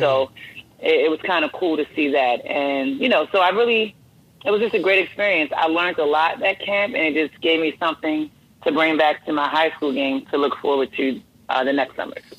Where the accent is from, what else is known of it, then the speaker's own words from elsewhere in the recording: Baltimore, Maryland, United States; also born or lived in Delaware; I grew up in uh, Baltimore, Maryland, born and raised Baltimore, Maryland.